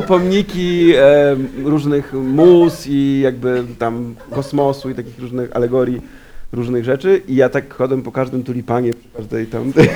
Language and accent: Polish; Warsaw, Masovian Voivodeship, Poland; jestem warszawiakiem